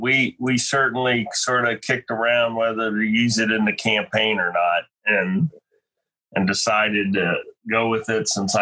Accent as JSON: {"language": "English", "town": "Altoona", "region": "Pennsylvania", "country": "United States", "tie": "born or raised there", "moved": "as an adult", "lives_now": "Wolfeboro, United States", "said": "Well, I grew up in Altoona, Pennsylvania. I live in Wolfboro, New Hampshire right now."}